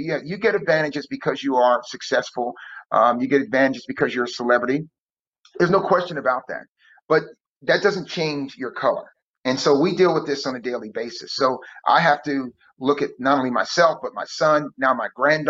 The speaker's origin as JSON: {"language": "English", "region": "New Jersey", "country": "United States", "tie": "born or raised there", "said": "New Jersey."}